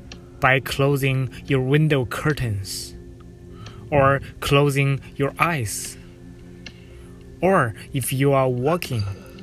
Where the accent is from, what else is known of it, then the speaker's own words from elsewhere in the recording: China; now in Toronto, Canada; Originally, I come from China. Right now, I live in Toronto, Canada.